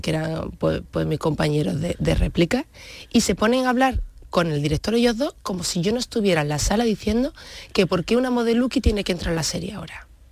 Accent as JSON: {"language": "Spanish", "town": "Huelva", "region": "Andalusia", "country": "Spain", "tie": "born or raised there", "also_born_or_lived": "Germany / Santa Ana la Real / Seville", "said": "Entonces ya la época de colegio, instituto la viví en, Huelva, sin perder el vínculo nunca con Santana"}